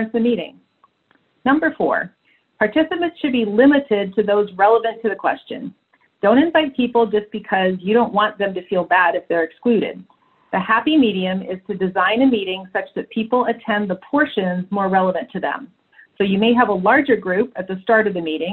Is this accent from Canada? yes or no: yes; Canada; I was born in Canada